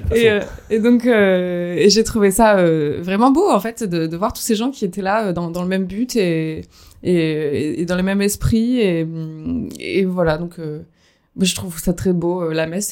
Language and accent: French; Dordogne, Nouvelle-Aquitaine, France; je viens de Dordogne